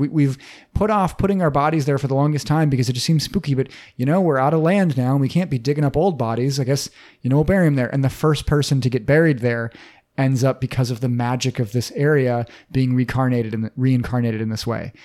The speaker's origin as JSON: {"language": "English", "region": "Minnesota", "country": "United States", "said": "we're from Minnesota, we know a thing or two about winter hellscapes."}